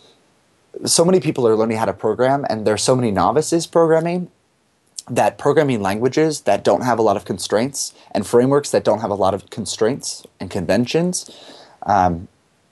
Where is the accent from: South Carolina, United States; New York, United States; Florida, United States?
New York, United States; Rochester; now in San Francisco, United States; I live in San Francisco, California, but I come from Rochester, New York